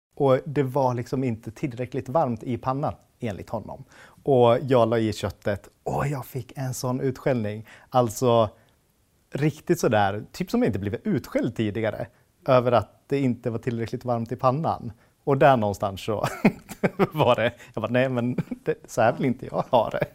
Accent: Hofors, Gävleborg County, Sweden; moved away as an adult; also born or lived in United States / Stockholm; now in Hofors, Sweden; Jag är född och uppvuxen i Hofors

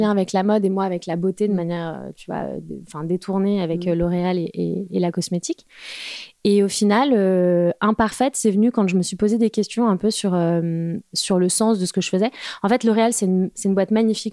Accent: Val-d'Oise, Île-de-France, France; also born or lived in Paris; je suis parisienne, enfin j'ai grandi dans le Val d'Oise

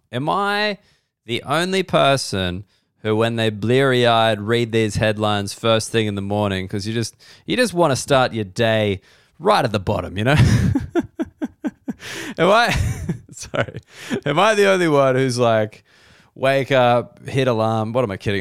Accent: Australia; I'm an Australian person.

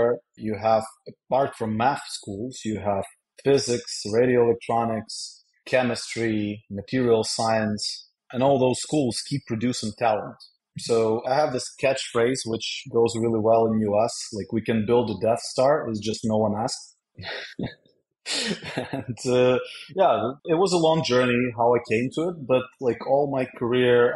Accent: Kyiv, Ukraine; moved away as an adult; also born or lived in Netherlands; now in Stamford, United States; I'm from the capital, from Kyiv. Was born and raised there, but worked most of my life internationally

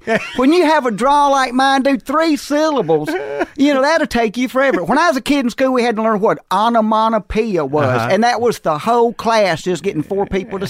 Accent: Jackson, Mississippi, United States; also born or lived in Andalusia, Alabama; But by the time I was a preschooler, we had made it to Jackson, Mississippi.

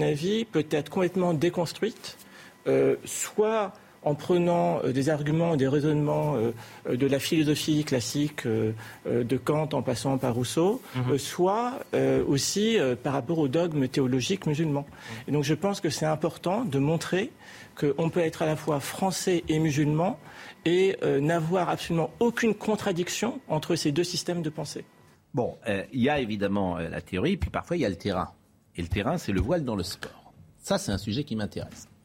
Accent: France; Je suis français, euh, musulman.

